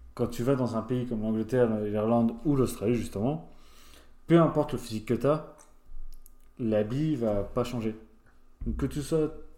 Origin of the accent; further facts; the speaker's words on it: France; moved away as an adult; comme moi, j'avais 18 ans, je venais de France, de ma campagne